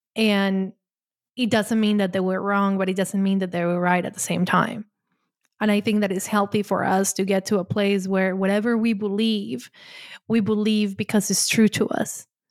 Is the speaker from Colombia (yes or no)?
yes; Colombia; moved away; I'm Latin, I grew up in Colombia